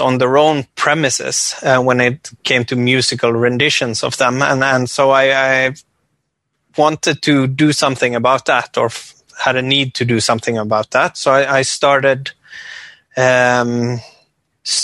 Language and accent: English; west coast of Norway, island north of Bergen, Vestland, Norway; I come from the west coast of Norway, small inland island north of a city called Bergen.